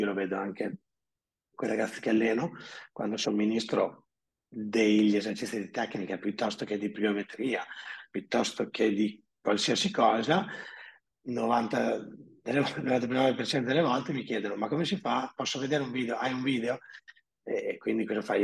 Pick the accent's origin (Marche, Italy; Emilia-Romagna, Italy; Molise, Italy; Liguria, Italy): Emilia-Romagna, Italy; also born or lived in Predappio; abito a Predappe, sono romagnolo